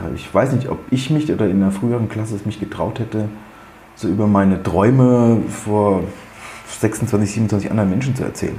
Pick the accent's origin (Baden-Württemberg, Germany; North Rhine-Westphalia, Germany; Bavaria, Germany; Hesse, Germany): Bavaria, Germany; moved away as an adult; ich komme aus Bayern da war es schon mal ganz anders